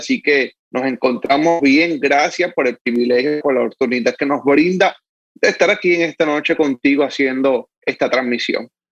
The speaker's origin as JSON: {"language": "Spanish", "town": "Manatí", "country": "Puerto Rico", "tie": "born or raised there", "moved": "yes", "lives_now": "Dorado, Puerto Rico", "said": "Sí, soy de Manatí, nacido y criado en Manatí. Actualmente vivo en Dorado, pero me nací y, me crié en Manatí."}